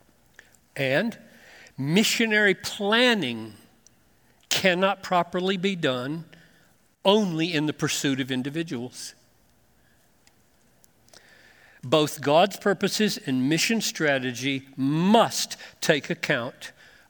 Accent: Greenville, South Carolina, United States; growing up in Greenville, South Carolina

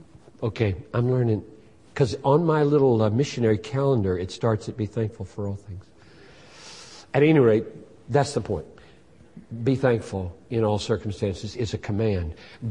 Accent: Minnesota, United States; I'm not an emotional person. I'm a Minnesotan.

